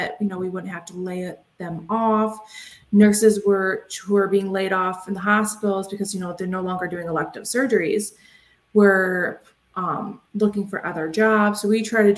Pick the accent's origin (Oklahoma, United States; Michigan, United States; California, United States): Michigan, United States; Detroit; moved back near my hometown, Metro Detroit, Michigan